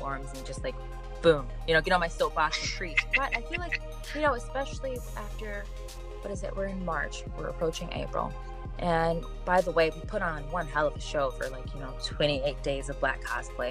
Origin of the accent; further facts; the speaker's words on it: Michigan, United States; moved away as an adult; now in Arizona, United States; I'm also from Michigan. And so, I mean, I went to schools all over